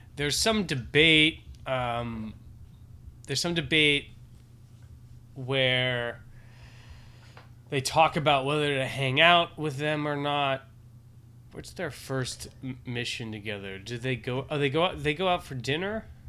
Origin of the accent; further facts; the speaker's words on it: New York, United States; I'm a New Yorker